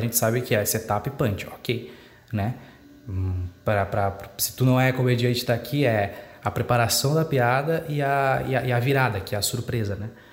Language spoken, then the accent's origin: Portuguese; Dom Pedrito, Rio Grande do Sul, Brazil; minha cidade natal, né, que é Dom Pedrito